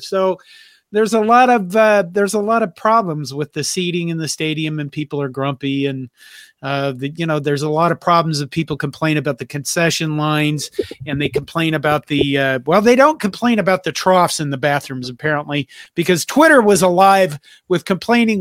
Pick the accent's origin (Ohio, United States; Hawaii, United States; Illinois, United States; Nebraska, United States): Nebraska, United States; Curtis; I grew up with her in Curtis, Nebraska